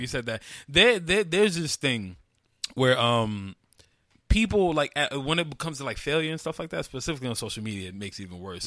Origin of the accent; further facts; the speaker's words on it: New York City, New York, United States; I grew up in Carver Projects, 104th and Madison, east side of Harlem